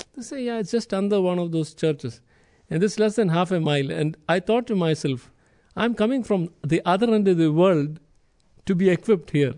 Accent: India; moved away; I'm from India, the other end of the world, literally

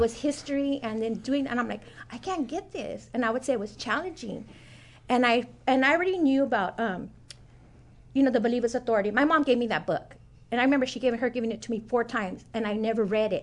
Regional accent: Oxnard, California, United States; moved away; I'm originally from Oxnard, California

